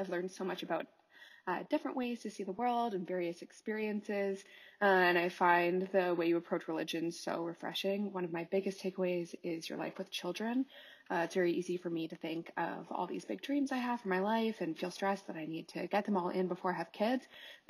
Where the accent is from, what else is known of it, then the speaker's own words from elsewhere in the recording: Canada; I'm Canadian. I'm unmarried. I'm an atheist